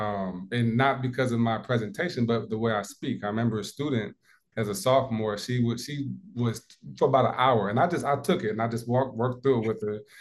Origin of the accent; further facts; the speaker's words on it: Midwest, United States; now in South Carolina, United States; growing up in the Midwest